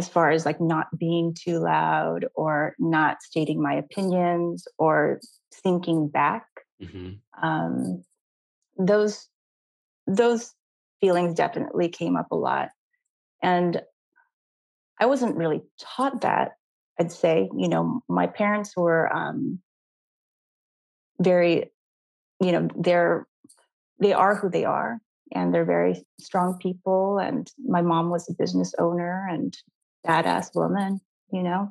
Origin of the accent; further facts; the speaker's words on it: Los Angeles, California, United States; also born or lived in Glendale, California; I grew up in East